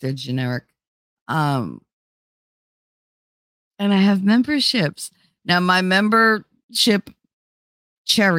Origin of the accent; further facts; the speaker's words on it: New Jersey, United States; accent: Jersey; Because I'm Italian. I'm from North Jersey. I talk like I do.